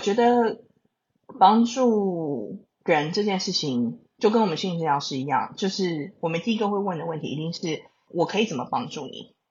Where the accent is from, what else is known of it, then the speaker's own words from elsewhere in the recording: Taiwan; 我身为台湾人